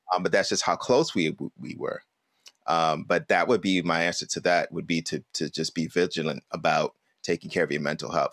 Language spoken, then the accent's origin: English; New York City, New York, United States; growing up in Brooklyn